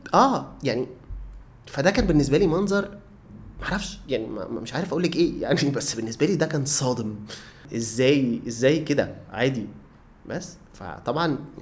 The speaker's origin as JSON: {"language": "Arabic", "country": "Egypt", "said": "انا مصري"}